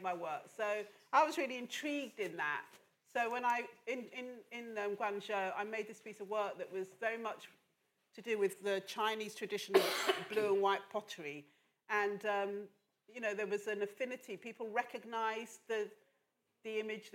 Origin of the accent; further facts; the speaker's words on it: London, United Kingdom; also born or lived in Lagos, Nigeria; I grew up in Northwest London, having been born in Lagos in Nigeria. I grew up in Northwest London from the age of six